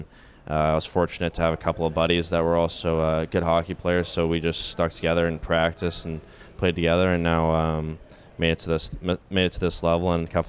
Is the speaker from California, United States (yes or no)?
yes; Manhattan Beach, California, United States; I'm from Manhattan Beach, California, and grew up there my whole life. My parents are originally from St. Louis, and then they moved out there in the 90s, and I've just stayed there since then.